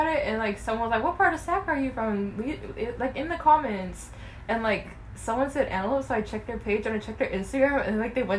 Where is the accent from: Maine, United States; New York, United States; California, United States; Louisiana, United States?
California, United States; Sacramento; also born or lived in Roseville, California; I didn't tell TikTok I come from Sacramento.